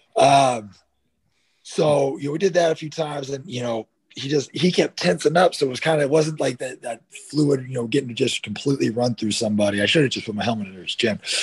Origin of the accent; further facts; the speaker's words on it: Northern California, United States; also born or lived in Dallas, Texas; I was born in Dallas, right? I was born in yeah. Dallas. I left Dallas, uh, Texas, when I was two, I was, um, and moved to Northern California. So I was raised in Northern okay. California.